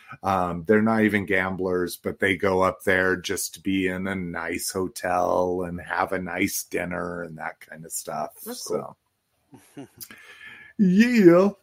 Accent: New Mexico, United States; now in Colorado, United States; I was born in New Mexico but moved here 20 years ago.

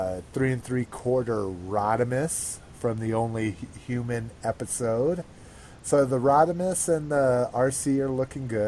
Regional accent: New Mexico, United States; I grew up in New Mexico

